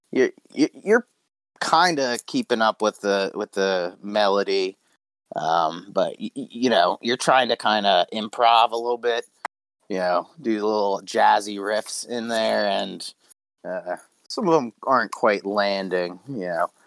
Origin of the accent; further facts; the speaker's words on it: Texas, United States; I'm from Texas, but I suppose we can play that.